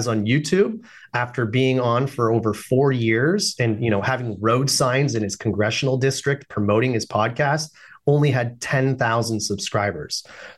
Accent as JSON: {"language": "English", "country": "Canada", "said": "I'm Canadian, by the way"}